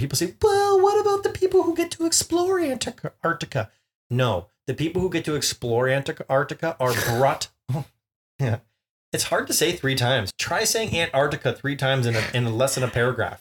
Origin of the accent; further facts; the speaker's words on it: Canada; we're Canadian